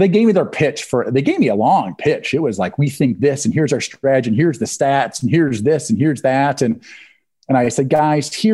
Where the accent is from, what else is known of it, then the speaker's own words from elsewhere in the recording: Jackson County, Eastern Iowa, United States; I'm also from Eastern Iowa, which is sort of, it's near the Mississippi River. So it's sort of the end of the Rust Belt, which has that sort of Obama Trump vote. Like my hometown, my home county, Jackson County